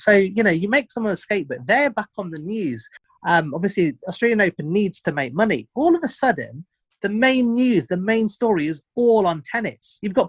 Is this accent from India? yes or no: yes; India; I'm an Indian guy and an immigrant, so they can't call me a racist.